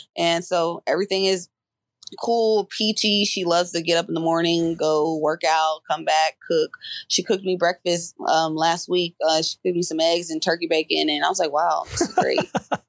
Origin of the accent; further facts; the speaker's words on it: Covington, Georgia, United States; I'm from Covington. She's from McDonough. And that's literally like her house is 20 minutes away from my house.